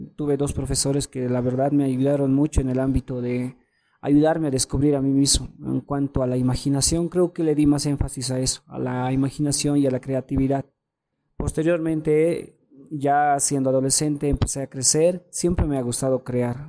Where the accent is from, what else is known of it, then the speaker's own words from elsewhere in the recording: Bolivia; como bolivianos